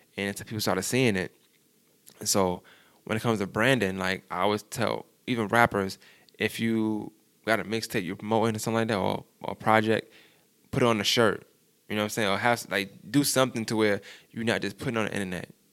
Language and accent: English; New York, United States; I'm from New York